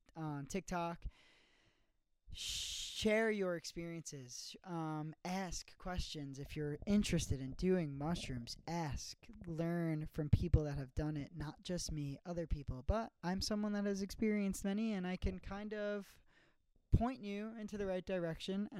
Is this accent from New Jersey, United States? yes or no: no; New York City, New York, United States; I am in Staten Island, New York, my hometown, living in my childhood home